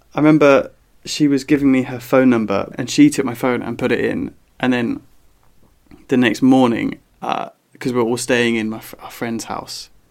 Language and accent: English; southern England, United Kingdom; accent: southern; my southern accent.